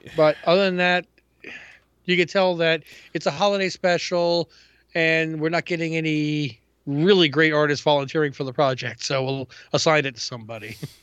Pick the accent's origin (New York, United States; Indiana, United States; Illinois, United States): New York, United States; New York City; moved away; I grew up in Ravenswood and hung out in Queensbridge